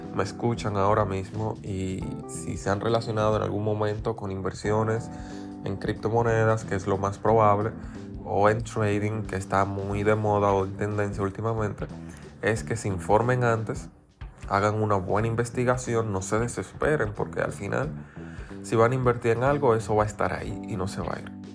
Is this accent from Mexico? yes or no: no; Dominican Republic; aquí en República Dominicana